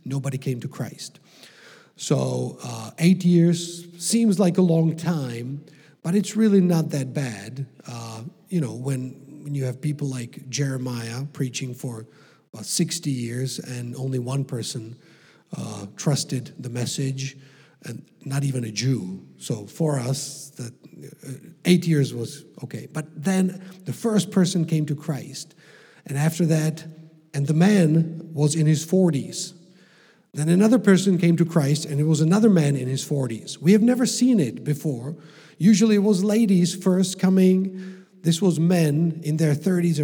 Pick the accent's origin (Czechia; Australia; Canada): Czechia; also born or lived in North Carolina, United States